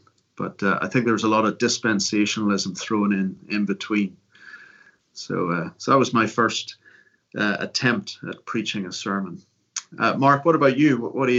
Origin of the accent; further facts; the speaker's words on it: Carrickfergus, Northern Ireland, United Kingdom; moved away; In Northern Ireland and Carrickfergus Gospels Hall, little Brethren Assembly. I was brought up in the Christian Brethren